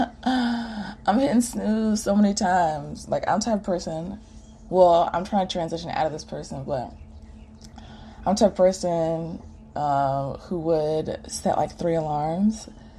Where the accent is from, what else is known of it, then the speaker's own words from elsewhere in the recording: Greensboro, North Carolina, United States; now in Atlanta, United States; I was working from home in my hometown, Greensboro